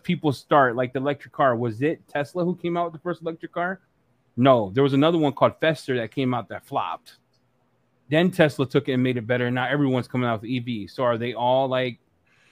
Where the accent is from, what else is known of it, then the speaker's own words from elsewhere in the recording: United States; I'm American